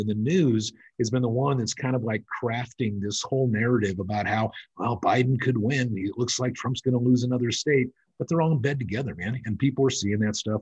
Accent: California, United States; also born or lived in Bahamas; now in Nevada, United States; I was originally from California. I live in Nevada and the Bahamas

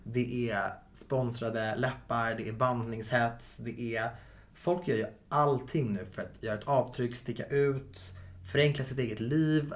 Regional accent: Viksjö, Stockholm County, Sweden; Viksjö i sig är ju väldigt homogent

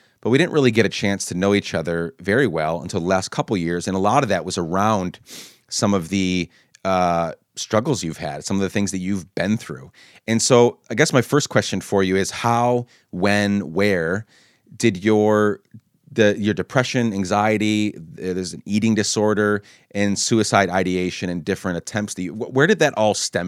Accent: Guatemala; also born or lived in Honduras; now in United States; you said coming back to the U.S., we grew up in Guatemala and Honduras. Our family moved there when we were younger

